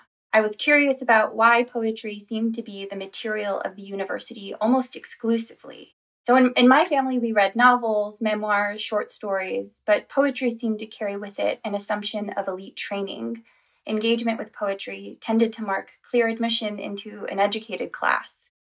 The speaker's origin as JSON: {"language": "English", "town": "Chicago", "region": "Illinois", "country": "United States", "tie": "born or raised there", "said": "So I grew up in the Chicago area with a very big, a very supportive extended family around me"}